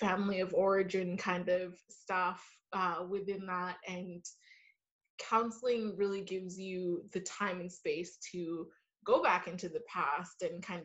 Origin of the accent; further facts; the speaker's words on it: Vancouver, British Columbia, Canada; I am from Vancouver, Canada